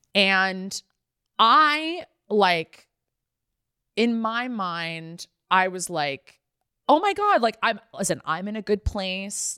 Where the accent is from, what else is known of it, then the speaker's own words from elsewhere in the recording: the San Fernando Valley, California, United States; growing up in the Valley